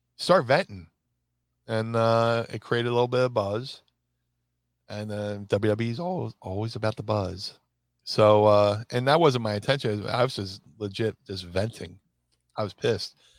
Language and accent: English; Philadelphia, Pennsylvania, United States; also born or lived in Atlantic City; my hometown of Philly.